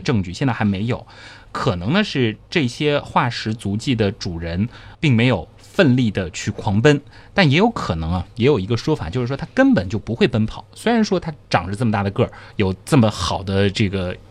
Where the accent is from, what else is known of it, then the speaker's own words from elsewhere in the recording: China; 我们中国人